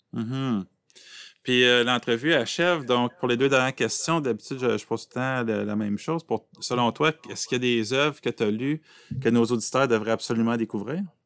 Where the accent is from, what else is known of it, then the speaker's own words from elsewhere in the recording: Aylmer, Quebec, Canada; je viens d'Elmer